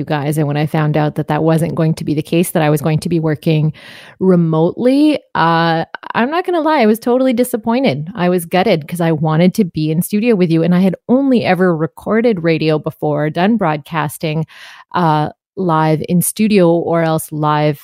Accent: Canada; being Canadian

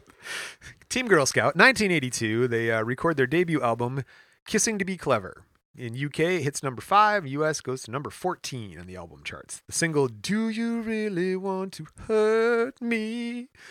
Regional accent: Michigan, United States; we're from Michigan

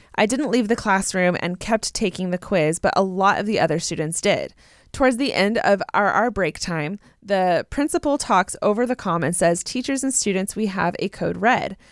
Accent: Southern California, United States; I grew up in Southern California.

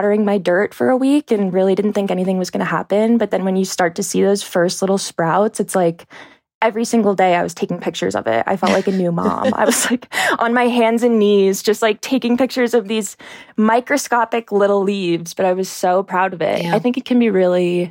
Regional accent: New Hampshire, United States; now in Salt Lake City, United States; Well, I'm not from Salt Lake. I'm from New Hampshire. So I grew up in New Hampshire on a horse farm.

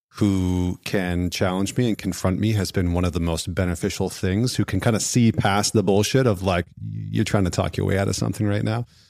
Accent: Northern Alberta, Canada; I grew up in Northern Alberta in Canada

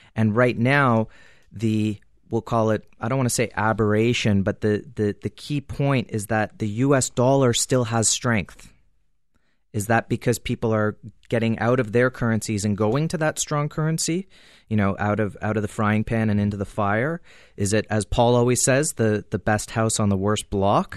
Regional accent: Canada; as a Canadian

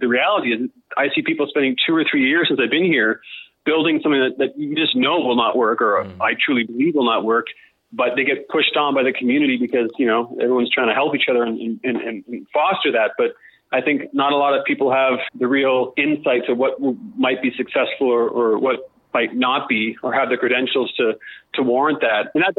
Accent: Australia; I think a lot of it actually has to come with, you know, being Australian and being in this part of the world and that whole tyranny of distance.

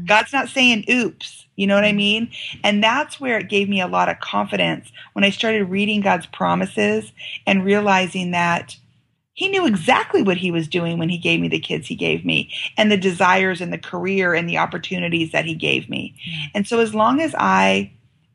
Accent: United States; I'm from America

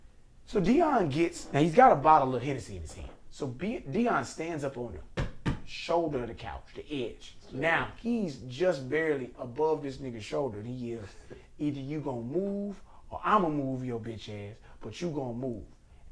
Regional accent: Memphis, Tennessee, United States; Fuck the 76ers, nigga. I'm from Memphis.

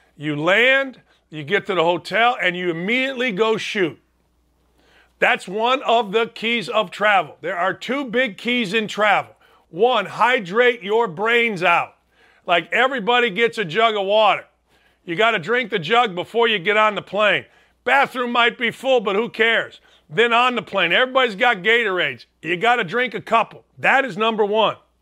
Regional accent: Merrillville, Indiana, United States; my hometown

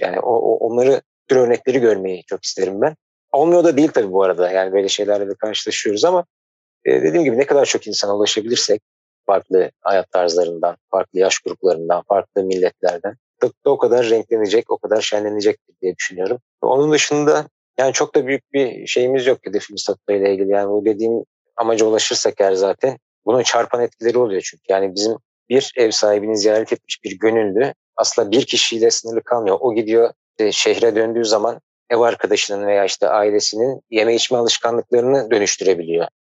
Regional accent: Ankara, Turkey; moved away; also born or lived in Istanbul; ben Ankara'da doğdum, büyüdüm

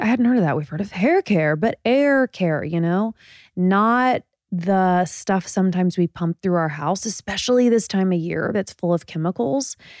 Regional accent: Indiana, United States; moved away; I'm from Indiana

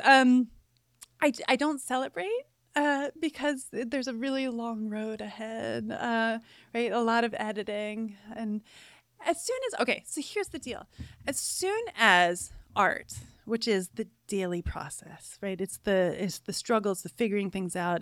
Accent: Cooperstown, New York, United States; now in Gainesville, United States; I was raised in Cooperstown, New York, a tiny little village

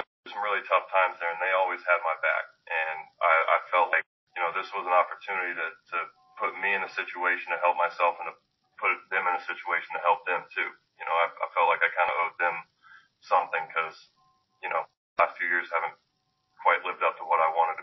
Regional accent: the South, United States; growing up in the South

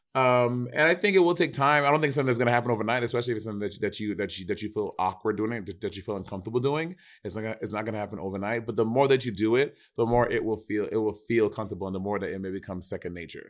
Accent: New York, United States; I'm from New York

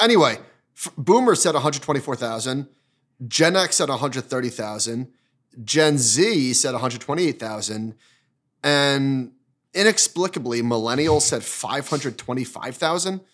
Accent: Northeast, United States; growing up in the Northeast

